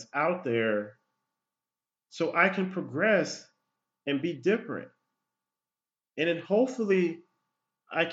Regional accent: United States; I was born here in the United States.

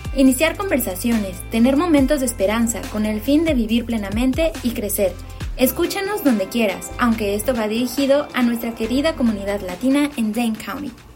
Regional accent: Mexico; moved away as an adult; now in United States; soy una mexicana viviendo en Estados Unidos desde hace cuatro años

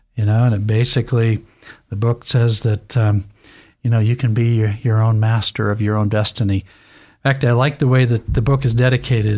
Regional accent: Lewiston, Idaho, United States; I, I was raised in Lewiston, Idaho

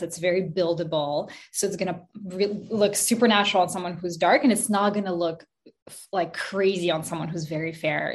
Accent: Montreal, Quebec, Canada; also born or lived in Kazakhstan; I moved to Montreal, Canada, when I was five years old with my mom. Uh, we moved from Kazakhstan

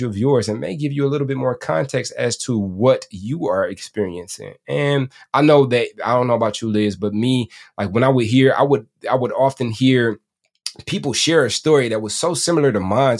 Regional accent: Detroit, Michigan, United States; I'm from Detroit

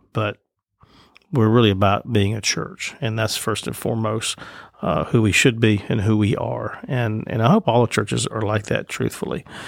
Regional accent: Citronelle, Alabama, United States; I grew up in Citronelle, Alabama, which is North Mobile County.

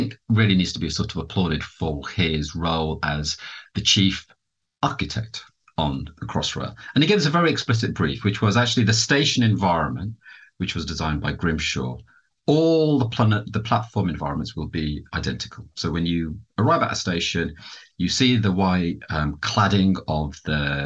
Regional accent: London, United Kingdom; as a Londoner

